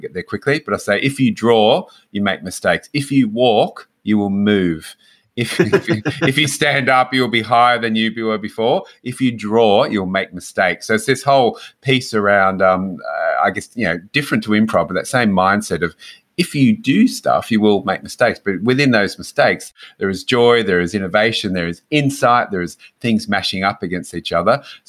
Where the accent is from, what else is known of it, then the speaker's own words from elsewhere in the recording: Hobart, Tasmania, Australia; I'm from Hobart.